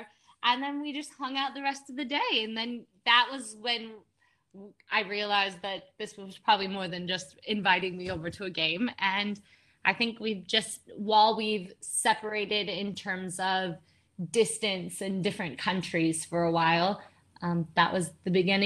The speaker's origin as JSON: {"language": "English", "country": "United States", "moved": "as an adult", "lives_now": "India", "said": "I'm from the States"}